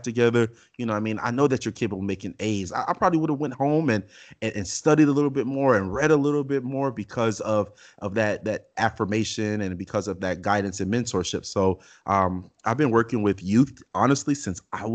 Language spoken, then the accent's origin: English; Miami, Florida, United States; growing up in Miami